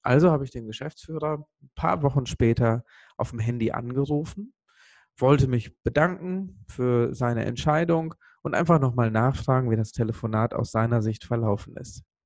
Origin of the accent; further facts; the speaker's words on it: Sri Lanka; moved away; ich komme ursprünglich aus Sri Lanka